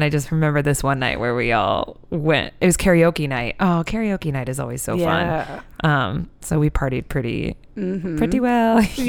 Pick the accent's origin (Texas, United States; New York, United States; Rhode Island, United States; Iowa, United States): Iowa, United States; my dear, sweet friend Lexi, who I grew up in Iowa